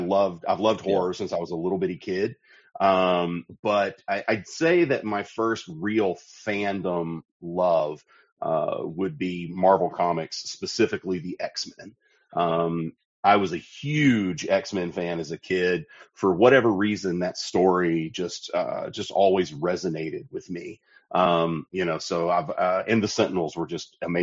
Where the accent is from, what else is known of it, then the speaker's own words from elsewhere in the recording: Sparta, Tennessee, United States; I was born in a little town called Sparta, Tennessee. It's the dead middle of the state and the dead middle of nowhere. It's right between Knoxville and Nashville. Grew up there